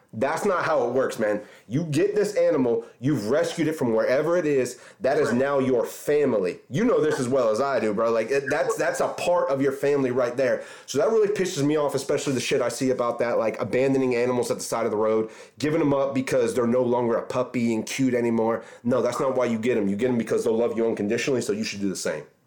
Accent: Orange Park, Florida, United States; I grew up in Orange Park too so I grew up kind of in that that area as well

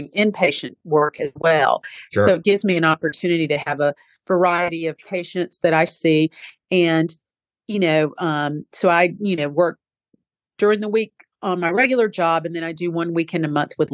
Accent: United States; I was born here in America, but I do, and I can speak with a somewhat of a Southern accent

